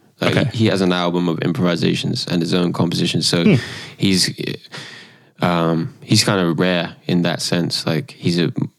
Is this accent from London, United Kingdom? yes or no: no; Salisbury, South West England, United Kingdom; moved away; I'm from Wiltshire, UK.